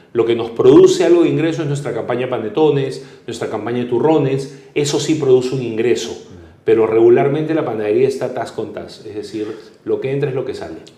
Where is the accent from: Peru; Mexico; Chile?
Peru; nos podían robar la esperanza como peruanos